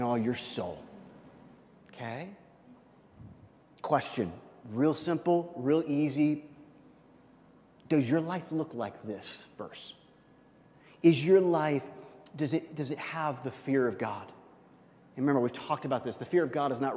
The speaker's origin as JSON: {"language": "English", "region": "Midwest", "country": "United States", "said": "I'm from the Midwest"}